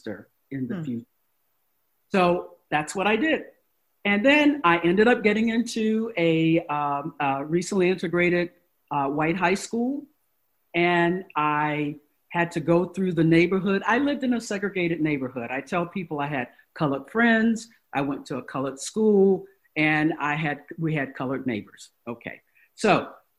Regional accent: Virginia, United States; I grew up in Virginia

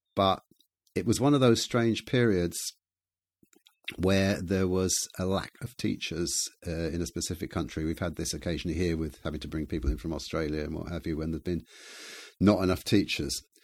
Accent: England, United Kingdom; moved away as an adult; also born or lived in Bremen, Germany

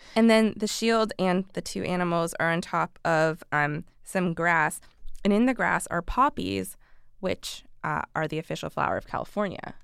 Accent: Canada; as a Canadian

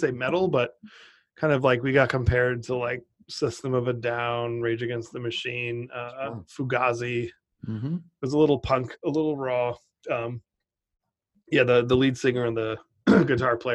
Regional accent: Cotuit, Massachusetts, United States; I grew up on Cape Cod, Massachusetts, in a tiny town called Cotuit

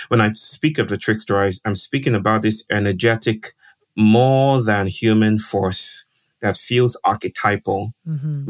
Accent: Nigeria; I grew up in Nigeria, which is west of Africa, and I did a lot of traveling with my family.

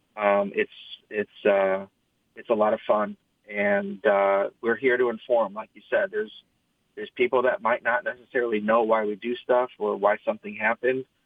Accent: East Lansing, Michigan, United States; I was born and raised in East Lansing, uh, literally like a mile from campus

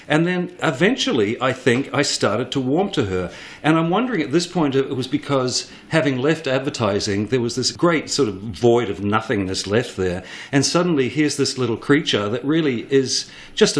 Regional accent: New Zealand; moved away as an adult; also born or lived in Sydney, Australia; now in New York City, United States; I'm a New Zealander. I'm from a farm town, unlikely as that seems.

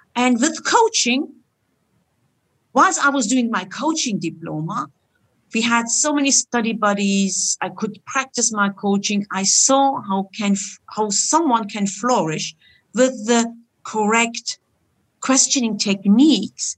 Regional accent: Germany; moved away as an adult; also born or lived in Istanbul, Turkey; now in Switzerland; My origin is Turkish, and I grew up in Germany, like any other Turkish person

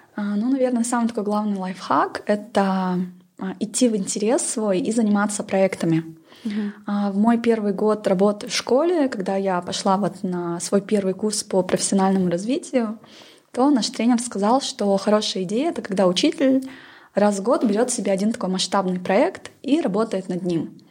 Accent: Pavlodar, Pavlodar Region, Kazakhstan; я сама родом из Павлодара, это такой промышленный город.

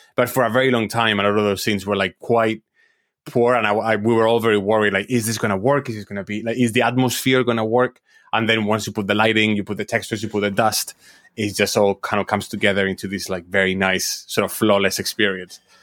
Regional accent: Madrid, Community of Madrid, Spain; I'm, I'm originally from Spain, from, I, I was born in Madrid and I grew up in Madrid.

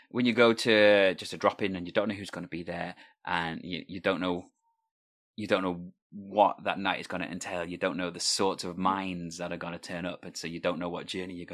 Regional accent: Wales, United Kingdom; People don't know that I'm Welsh when they listen to my voice.

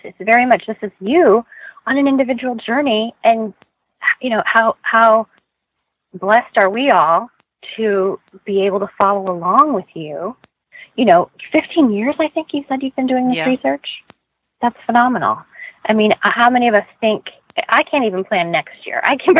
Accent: Iowa, United States; What I was a kid that grew up in the Midwest. I grew up in Iowa. I grew up in a Catholic family.

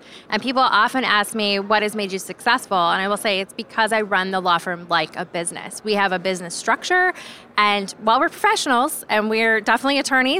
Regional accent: Iowa, United States; I'm a farmer's daughter. So my dad's a farmer. My mom was a housewife. And I grew up in Iowa in that capacity.

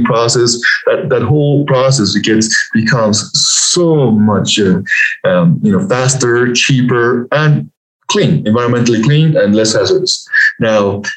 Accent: Peru; also born or lived in Lima, Peru / United States; now in Denver, United States; So I was born and raised in Peru. I was born in this little village up at 10,000 feet up in the Andes Mountains

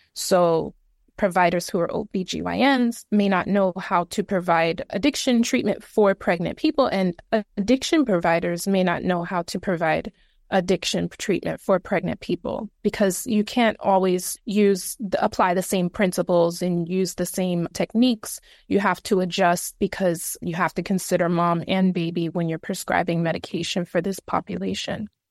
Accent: New York City, New York, United States; I am originally from the Bronx

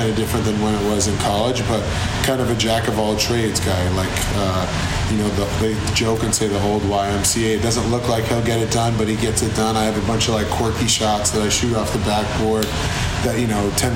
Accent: Methuen, Massachusetts, United States; also born or lived in Boston, Massachusetts / Tilton, New Hampshire / Philadelphia; I grew up in Methuen, Massachusetts, so that's 20 minutes north

